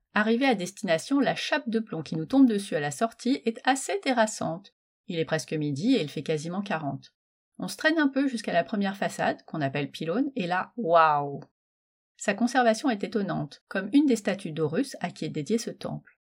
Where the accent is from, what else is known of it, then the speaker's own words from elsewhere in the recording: Metz, Grand Est, France; je suis née à Metz.